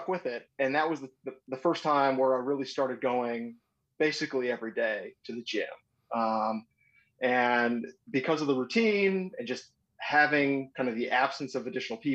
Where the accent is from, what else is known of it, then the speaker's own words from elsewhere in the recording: North Metro of the Twin Cities, Minnesota, United States; I grew up North Metro of the Twin Cities on a lake.